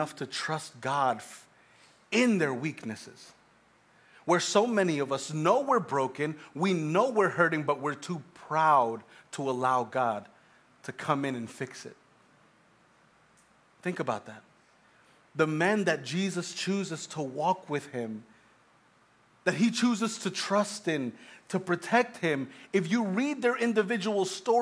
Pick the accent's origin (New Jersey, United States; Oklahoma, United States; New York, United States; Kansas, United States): New York, United States; Long Island; We're from Long Island